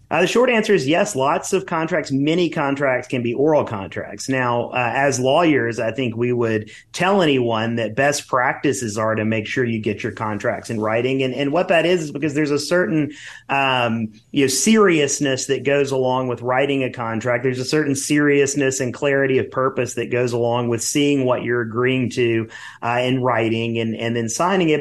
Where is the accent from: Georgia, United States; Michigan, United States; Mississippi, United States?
Mississippi, United States; I'm originally from Mississippi